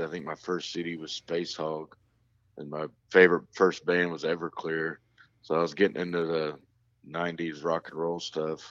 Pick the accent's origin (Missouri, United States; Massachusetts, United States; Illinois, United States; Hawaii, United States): Missouri, United States; North Kansas City; born or raised there; also born or lived in Raleigh, North Carolina